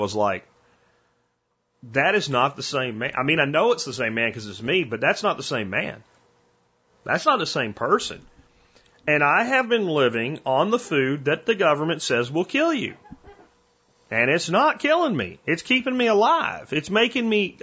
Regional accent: Central Pennsylvania, United States; now in Texas, United States; I'm from Central Pennsylvania and I love Yingling. I grew up as a teenager drinking Yingling at bush parties. And when I moved to Texas, no more Yingling

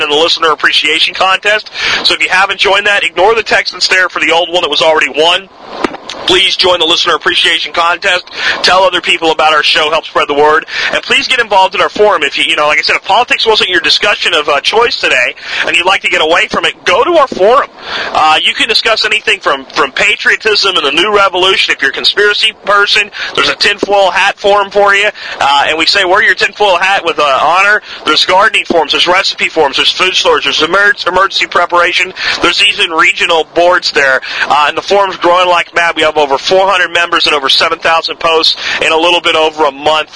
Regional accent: United States; as an American citizen

